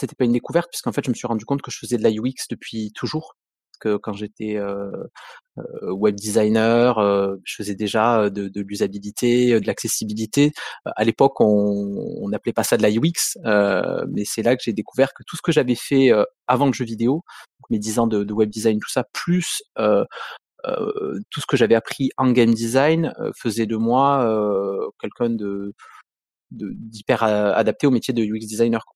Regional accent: Montpellier, Occitania, France; Je viens de Montpellier, je suis montpelliérain pur souche

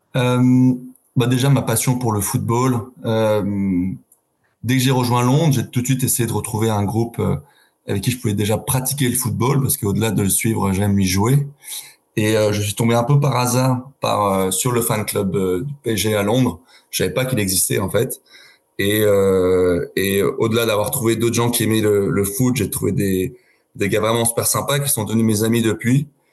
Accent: Paris, Île-de-France, France; now in London, United Kingdom; moi, j'ai grandi à Paris, à, 500 mètres du parc

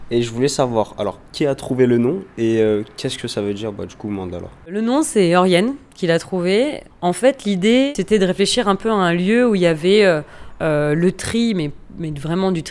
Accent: Réunion, France; Je viens d'arriver, ça, fait ça fait 2-3 mois. Je viens de la Réunion.

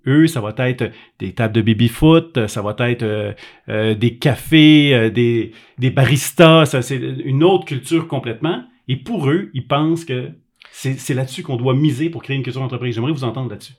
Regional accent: Quebec, Canada; Moi, je suis un Québécois

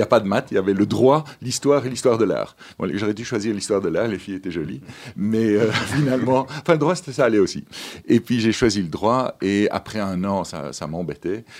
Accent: Ypres, Flanders, Belgium; moved away as an adult; also born or lived in Madagascar / Brussels; Je suis né à Madagascar, mais je n'y ai pas vécu longtemps. J'ai vécu pendant 18 mois, puis mes parents sont, sont rentrés euh, euh, en Flandre, euh, à Ypres en West-Flandre, donc tout à fait dans le petit coin là-bas. et c'est là que j'ai fait mes études

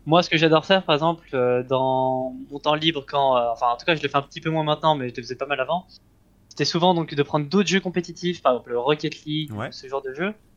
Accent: Geneva, Switzerland; moved away as an adult; now in Lyon, France; je suis né en Suisse et je suis resté, on va dire, pendant 18 ans en Suisse

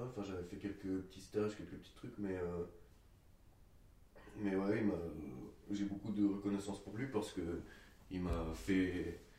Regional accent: France; j'ai 24 ans, je suis français

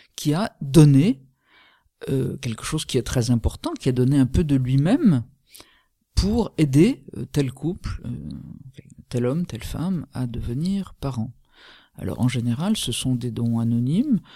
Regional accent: France; nous sommes français

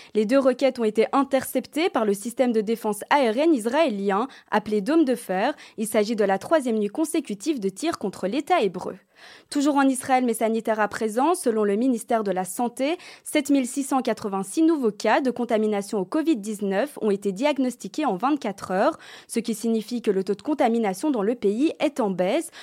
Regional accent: Belgium; chez nous en Belgique

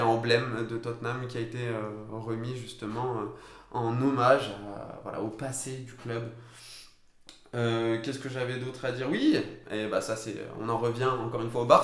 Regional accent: France; je suis français

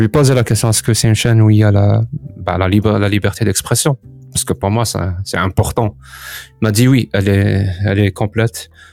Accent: Algeria; moved away as an adult; quitter l'Algérie

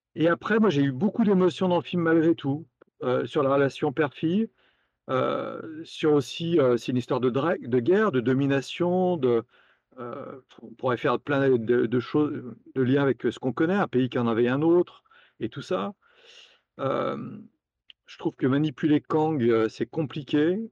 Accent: Lyon, Auvergne-Rhône-Alpes, France; à Lyon, d'où je suis originaire

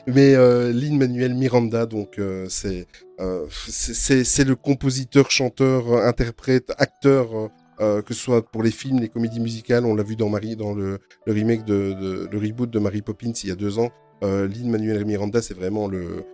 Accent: Belgium; Nous, en plus, en Belgique, euh, il a fallu qu'on fasse les malins. Il y a trois langues.

